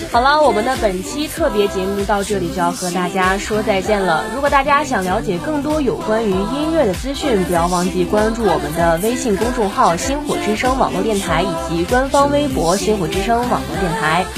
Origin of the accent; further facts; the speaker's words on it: Hebei, China; 我记得作为一个河北人